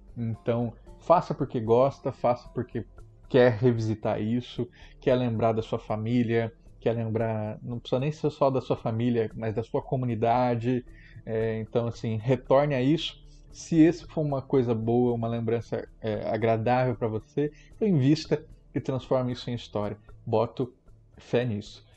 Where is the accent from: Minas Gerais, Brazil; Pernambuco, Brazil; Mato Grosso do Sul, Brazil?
Mato Grosso do Sul, Brazil; Eu coloco a minha terra, Mato Grosso do Sul